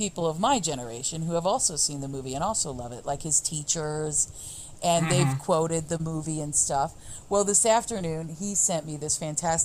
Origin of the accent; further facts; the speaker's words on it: Ohio, United States; we are from Ohio